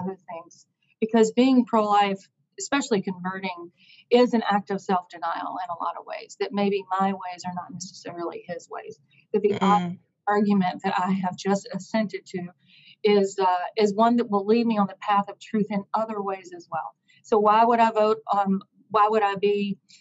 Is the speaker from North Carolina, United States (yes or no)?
yes; Eastern North Carolina, United States; I'm from Eastern North Carolina, very Christian, saturated place to grow up, in a beautiful place.